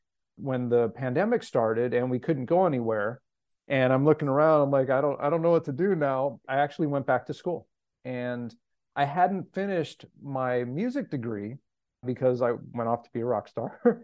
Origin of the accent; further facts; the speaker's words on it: Los Angeles, California, United States; I'm born and raised in Los Angeles and had the benefit of going to very integrated, diverse schools.